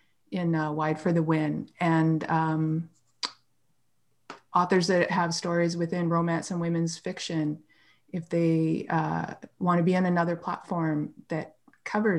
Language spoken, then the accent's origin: English; Canada; I'm Canadian.